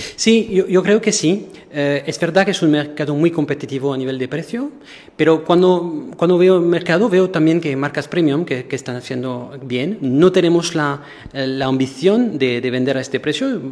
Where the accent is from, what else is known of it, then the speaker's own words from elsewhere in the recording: Marseille, Provence-Alpes-Côte d'Azur, France; Spanish is a second language; moved away as an adult; now in Portugal; Soy francés, eh, pero del sur de Francia, soy un latino